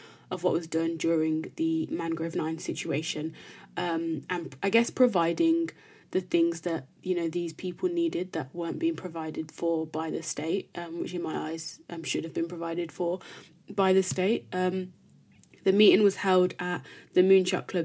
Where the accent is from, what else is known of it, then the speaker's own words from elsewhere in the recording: Birmingham, West Midlands, United Kingdom; me growing up in Birmingham